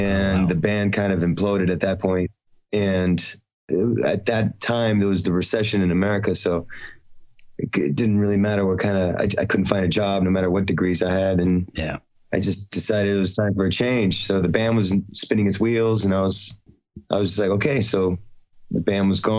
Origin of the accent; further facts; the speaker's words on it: Florida, United States; moved away as an adult; also born or lived in Chicago, Illinois / China; now in Shanghai, China; I was born in Chicago, but raised in Florida. I'm Floridian